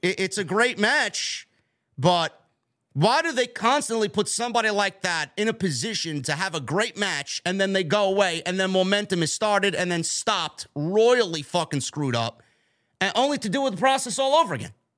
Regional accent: New York, United States; I'm a New Yorker as well

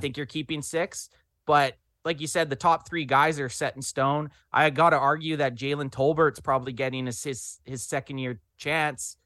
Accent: Canada; we're Canadian boys

